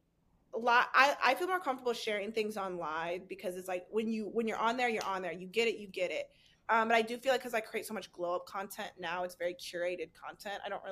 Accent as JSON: {"language": "English", "area": "a town in the Chicago area", "region": "Illinois", "country": "United States", "tie": "born or raised there", "said": "the town that I grew up in Chicago, I think it was like 13,000"}